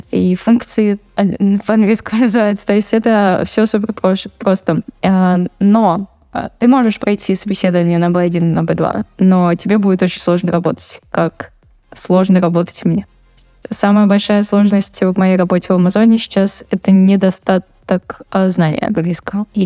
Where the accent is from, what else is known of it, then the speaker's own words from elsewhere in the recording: Saint Petersburg, Russia; Я из Питера.